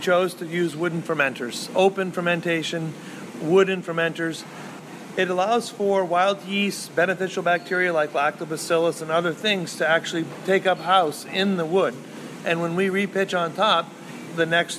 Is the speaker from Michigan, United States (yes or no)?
no; Maine, United States; We are from Maine. We're proud Mainers.